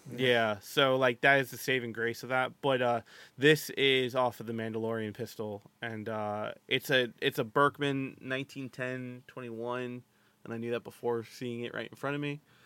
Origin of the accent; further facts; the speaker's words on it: United States; I'm American, I have a pass